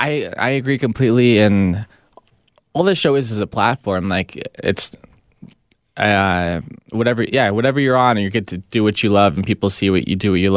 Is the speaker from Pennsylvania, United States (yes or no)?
no; San Diego, California, United States; now in Los Angeles, United States; I'm from San Diego.